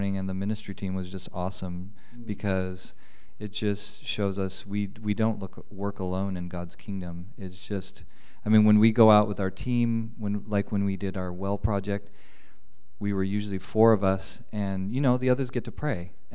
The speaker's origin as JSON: {"language": "English", "town": "Los Angeles", "region": "California", "country": "United States", "tie": "born or raised there", "moved": "as an adult", "said": "I grew up in Los Angeles, where a lot of my friends were immigrants"}